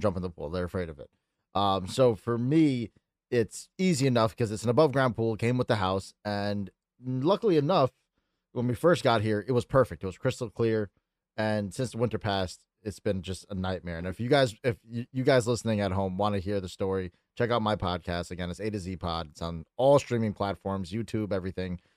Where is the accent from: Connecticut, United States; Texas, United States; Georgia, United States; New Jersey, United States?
Connecticut, United States; I'm a stoner from Connecticut